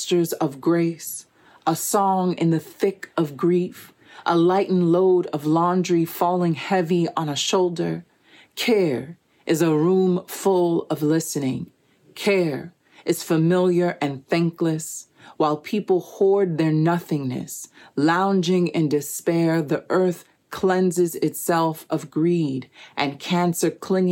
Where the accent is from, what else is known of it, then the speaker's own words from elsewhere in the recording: New York City, New York, United States; now in Miami, United States; I'm originally from Brooklyn, New York, and currently living in Little Haiti, Miami